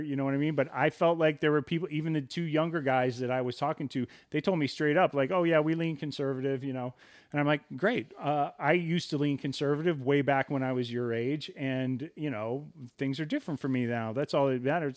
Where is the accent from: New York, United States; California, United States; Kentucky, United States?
California, United States; Southern; we come from Southern California.